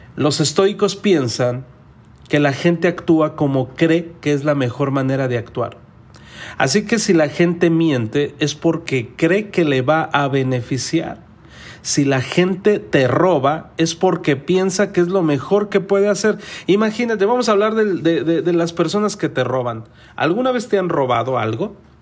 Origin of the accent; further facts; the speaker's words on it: Mexico; yo soy mexicano. En México a nosotros nos enseñaron